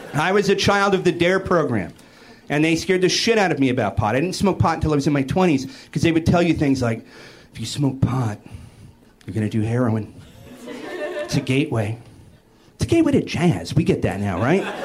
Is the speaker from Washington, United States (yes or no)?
yes; Seattle, Washington, United States; I'm from Seattle, which is why I'm on antidepressants